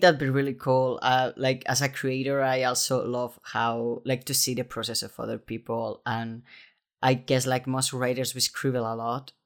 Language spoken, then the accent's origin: English; Spain; I was raised Catholic in Spain